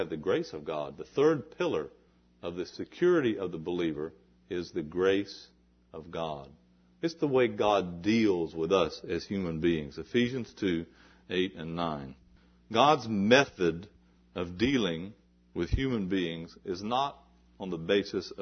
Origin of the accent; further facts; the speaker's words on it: the South, United States; I was raised in the South, and I heard people talk like this.